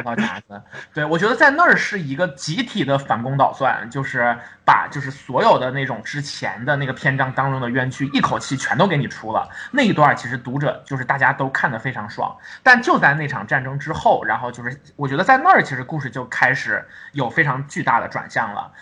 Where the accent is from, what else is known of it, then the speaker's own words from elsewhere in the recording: Heilongjiang, China; 因为我出生在黑龙江，然后我小的时候，那种爱国主义教育是还蛮多的